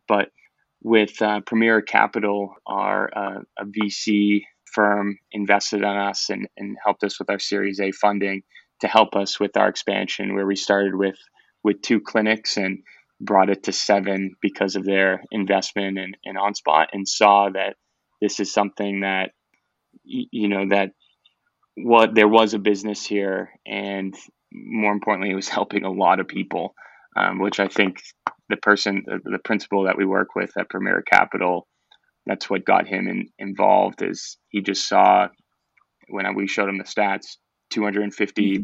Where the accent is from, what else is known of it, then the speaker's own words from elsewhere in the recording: Boston, Massachusetts, United States; moved away as an adult; now in Florida, United States; I'm from Boston, Massachusetts